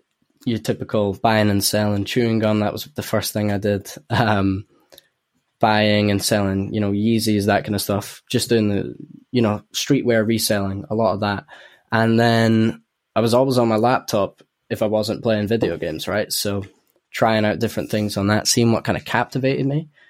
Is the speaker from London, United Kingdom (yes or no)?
no; Edinburgh, Scotland, United Kingdom; accent: Edinburgh; a lot of people from Edinburgh would probably say my Edinburgh accent's fading out as well.